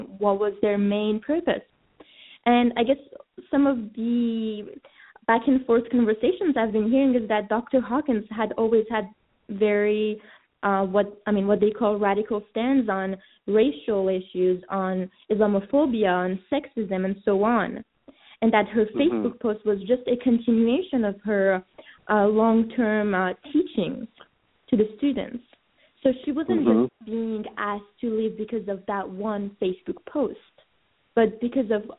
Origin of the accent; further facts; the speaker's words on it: France; moved away; also born or lived in Iran; I was born in Iran and grew up in France